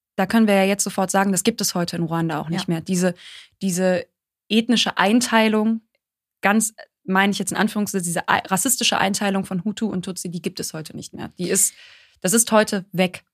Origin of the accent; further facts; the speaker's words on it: Germany; wir als, als Deutsche